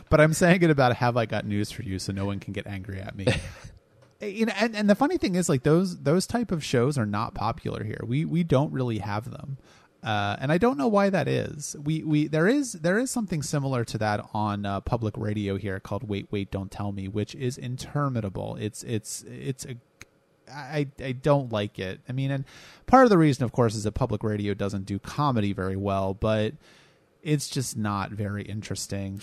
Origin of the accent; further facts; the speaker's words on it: United States; I am an American